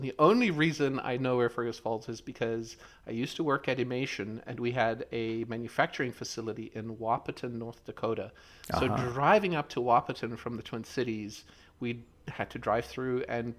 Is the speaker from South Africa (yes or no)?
yes; South Africa; I grew up in South Africa, and I just assumed everyone knew what it meant.